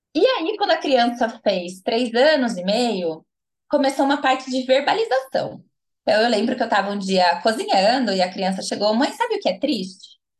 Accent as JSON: {"language": "Portuguese", "town": "Americana", "region": "São Paulo", "country": "Brazil", "tie": "born or raised there", "also_born_or_lived": "Paraná", "moved": "as an adult", "lives_now": "Campinas, Brazil", "said": "Nascida e criada em Americana, interior de São Paulo, mas morei os últimos 10 anos no Paraná"}